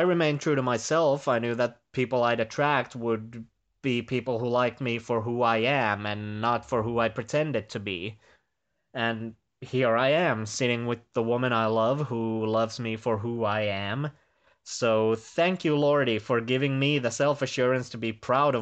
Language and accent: English; Finland; from Finland